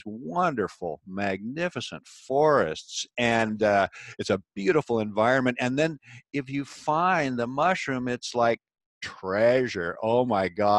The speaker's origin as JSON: {"language": "English", "region": "Pacific Northwest", "country": "United States", "tie": "born or raised there", "said": "I was born and raised in the Pacific Northwest, an area that is evergreen."}